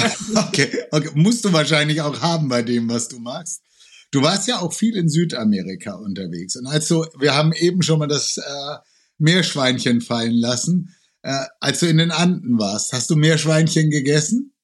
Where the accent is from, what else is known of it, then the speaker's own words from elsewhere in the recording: Franconia, Bavaria, Germany; now in Cologne, Germany; ich komme ursprünglich aus Franken. Ich lebe jetzt seit knapp 40 Jahren in Köln